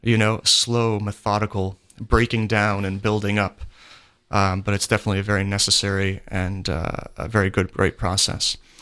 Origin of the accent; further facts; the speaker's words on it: Pennsylvania, United States; I'm from Pennsylvania